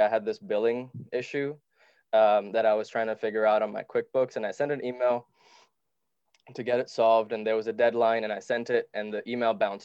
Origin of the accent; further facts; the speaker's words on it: Dubai, United Arab Emirates; also born or lived in Sri Lanka; I moved to Dubai where we were poor and didn't have much